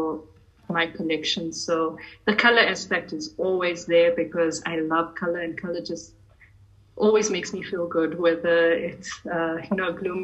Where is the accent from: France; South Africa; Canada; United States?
South Africa; But I'm Indian by my race, but I'm born South Africa. I'm a fourth generation in South African Indian of Gujarati heritage.